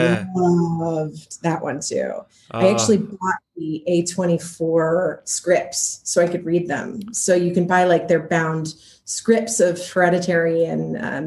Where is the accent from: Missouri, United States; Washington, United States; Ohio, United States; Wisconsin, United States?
Washington, United States; Seattle; moved away; I'm from Seattle, Washington originally, north of California.